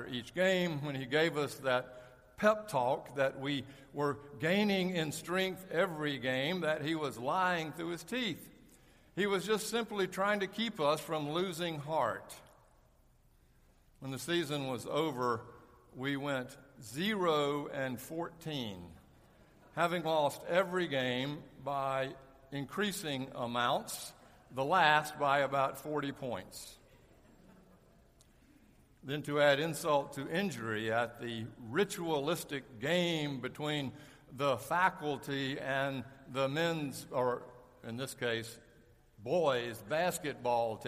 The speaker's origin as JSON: {"language": "English", "town": "Charlotte", "region": "North Carolina", "country": "United States", "tie": "born or raised there", "said": "When I was a ninth grader at McClinic Junior High School in Charlotte"}